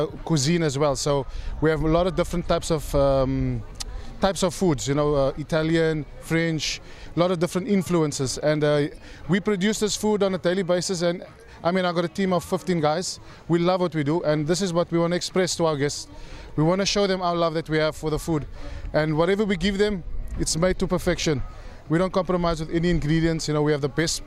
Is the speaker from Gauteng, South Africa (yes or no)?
no; Cape Town, Western Cape, South Africa; moved away as an adult; So I'm from South Africa, from Cape Town. I did my schooling there straight out of high school.